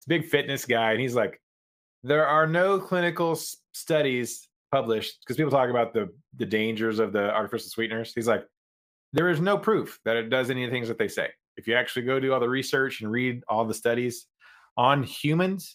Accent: the South, United States; I'm from the South.

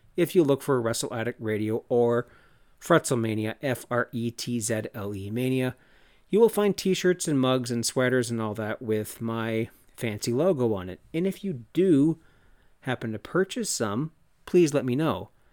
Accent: Cannington, Ontario, Canada; my hometown of Cannington, Ontario, Canada

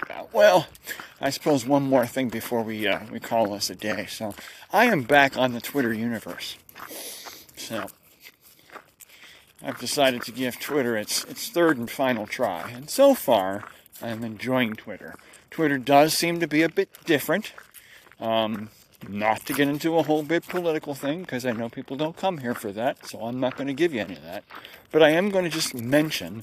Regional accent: United States; I'm an American. And I'm actually not swearing in my country

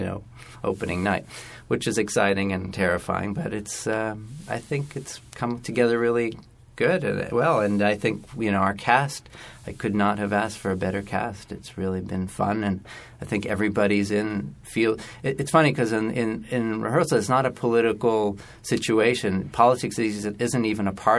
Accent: Canada; also born or lived in Jerusalem; now in United States; I grew up a lot in Canada, but my parents are both Israeli

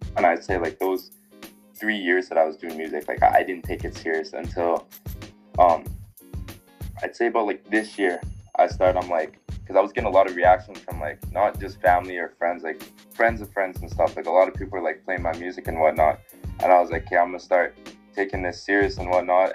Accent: Winnipeg, Manitoba, Canada; I was born here in Winnipeg, Manitoba

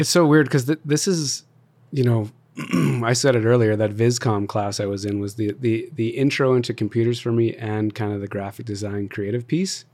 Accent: Calgary, Alberta, Canada; also born or lived in Toronto; born and raised in Calgary, everything's here

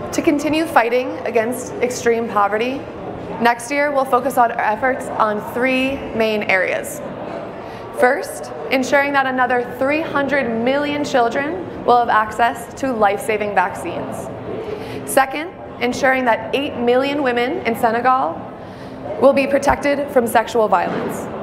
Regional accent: New York, United States; I am from New York

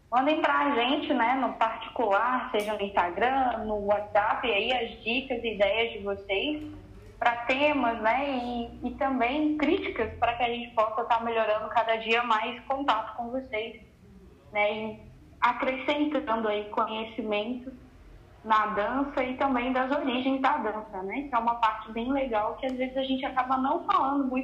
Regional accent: Jacarezinho, Paraná, Brazil; Para quem não sabe, eu sou do Paraná, de Jacarezinho, e na minha cidade eu sempre tive contato com a música, né?

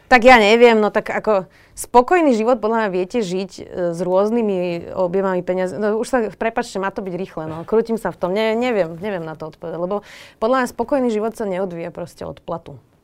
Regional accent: Bratislava, Bratislava Region, Slovakia; som sa narodila do bratislavskej um, bohatšej rodiny

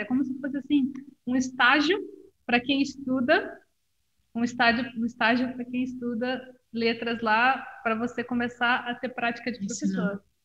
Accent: Rio de Janeiro, Brazil; eu sou do Rio de Janeiro

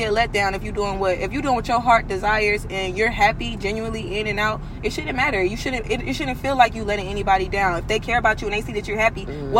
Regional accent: St. Louis, Missouri, United States; moved away as an adult; now in Houston, United States; I'm from St. Louis, Missouri.

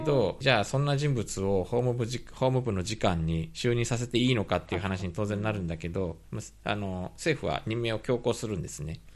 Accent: Japan; also born or lived in South Korea; 日本生まれ韓国在住経験あり、仕事でたまに聞きしている日本人

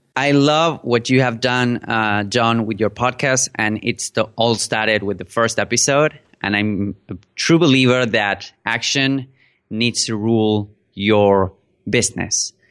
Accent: Buenos Aires, Argentina; first language Spanish; English is a second language; I'm a native speaker in Spanish. I am from Argentina, from Buenos Aires.

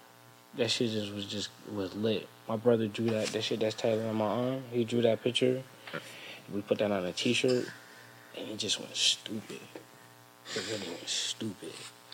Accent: Bridgeport, Connecticut, United States; also born or lived in Stratford, Connecticut / Florida; I'm from Bridgeport. I moved to Stratford schooling

